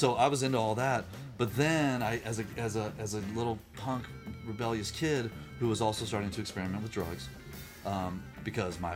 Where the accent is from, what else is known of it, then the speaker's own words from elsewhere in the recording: Virginia, United States; now in California, United States; I grew up in Virginia